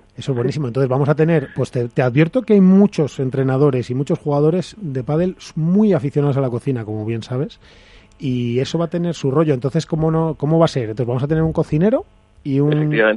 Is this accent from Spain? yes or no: yes; Madrid, Community of Madrid, Spain; los que somos de Madrid